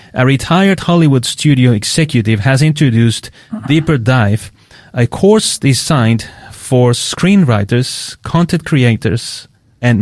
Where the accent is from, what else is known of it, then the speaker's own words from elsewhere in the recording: Queensland, Australia; now in Adelaide, Australia; I come from Queensland, yeah, so we didn't see that, the change of seasons as I see them here